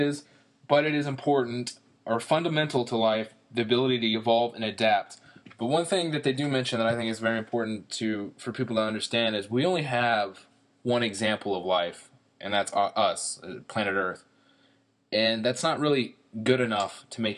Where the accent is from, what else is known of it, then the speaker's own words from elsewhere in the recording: the South, United States; we're from the South